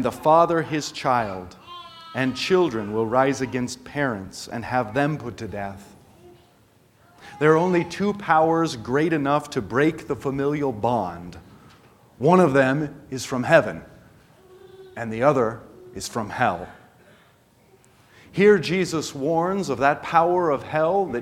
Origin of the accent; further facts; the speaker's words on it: United States; as an American church